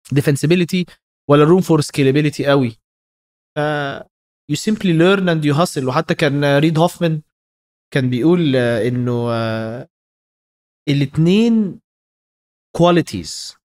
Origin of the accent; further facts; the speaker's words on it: Egypt; عندنا في مصر